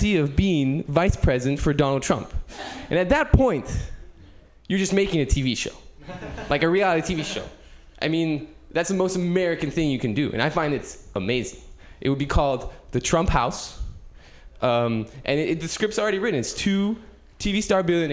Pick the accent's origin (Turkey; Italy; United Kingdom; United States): United Kingdom; As you can probably tell from my accent, I'm not from around here. I came all the way from the UK